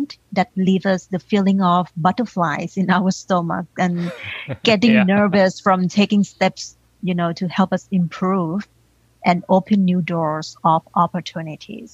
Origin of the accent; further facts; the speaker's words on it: Thailand; English is a second language; now in United States; I grew up in Thailand and I was raised by a single mom, aunties